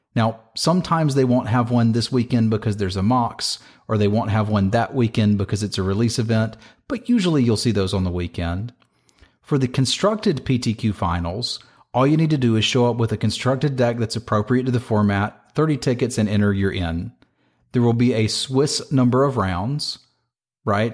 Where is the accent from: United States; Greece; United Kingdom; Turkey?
United States; Northern Virginia; I played at them in my hometown. Here in Northern Virginia, I played at G P D C